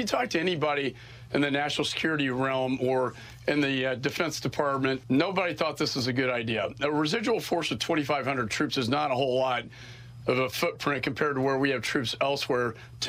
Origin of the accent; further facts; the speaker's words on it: Texas, United States; You know, I'm from Texas, the Alamo.